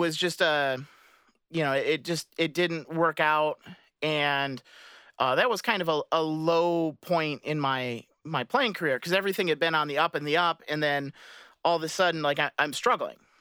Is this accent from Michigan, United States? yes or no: yes; Michigan, United States; I grew up in Michigan